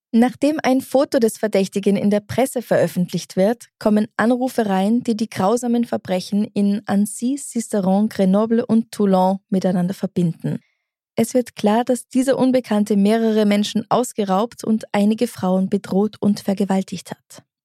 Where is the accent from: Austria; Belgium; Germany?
Austria; dass ich aus Österreich bin